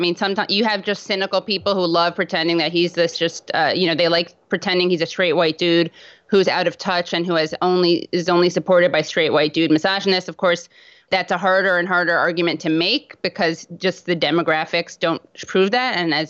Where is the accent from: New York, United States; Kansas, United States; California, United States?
New York, United States; Bronx; And even growing up in the Bronx, which was not devoid of Jews, you faced that kind of stuff.